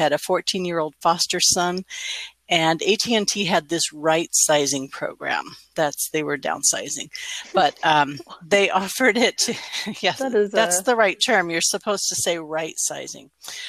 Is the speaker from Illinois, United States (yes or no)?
no; Newport Beach, California, United States; born there; also born or lived in Sacramento; So I was born in Newport Beach, not that Newport Beach. I mean, it is that Newport Beach